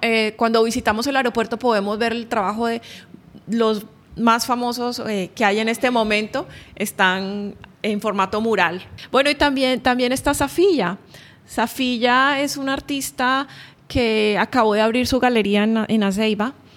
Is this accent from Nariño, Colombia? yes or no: no; Barranquilla, Atlántico, Colombia; now in Oman; colombiana, eh, yo nací en Barranquilla, Colombia